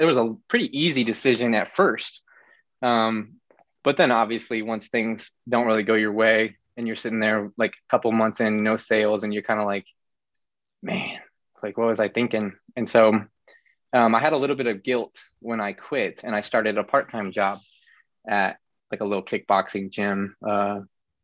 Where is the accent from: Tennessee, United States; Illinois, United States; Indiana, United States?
Illinois, United States; moved away as an adult; now in Florida, United States; we're from the small same area in Illinois